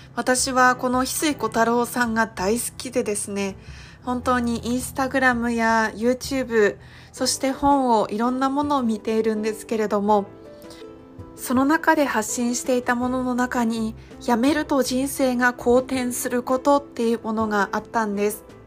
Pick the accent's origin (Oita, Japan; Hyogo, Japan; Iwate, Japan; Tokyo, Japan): Iwate, Japan; now in Kohama Island, Okinawa, Japan; 私が地元の岩手県からはるか何千キロも離れたこの沖縄県の離島小浜島に来る